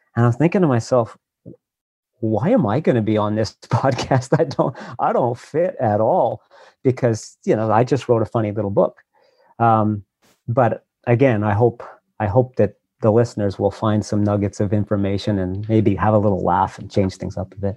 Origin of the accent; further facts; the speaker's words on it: Montreal, Quebec, Canada; moved away as an adult; also born or lived in Vancouver / Nova Scotia; I grew up in Montreal, and that's where I live now.